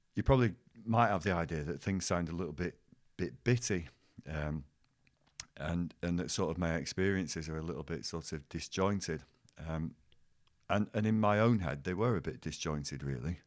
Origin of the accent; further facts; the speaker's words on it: Bolton, North West England, United Kingdom; teaching in my hometown